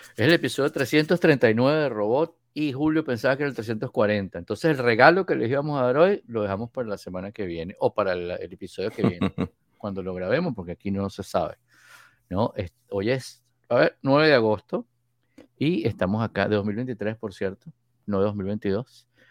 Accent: Venezuela; venezolano de Venezuela.

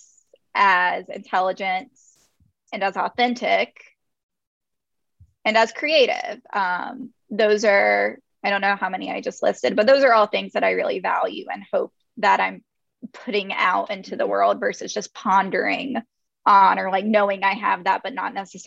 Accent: North Carolina, United States; I'm from North Carolina. I'm from a very rural area of North Carolina. And then I grew up outside of that area.

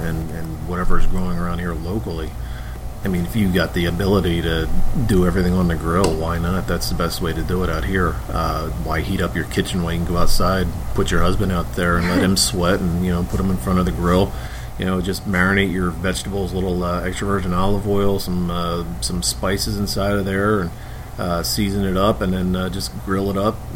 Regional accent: Philadelphia, Pennsylvania, United States; moved away; I'm from Philly.

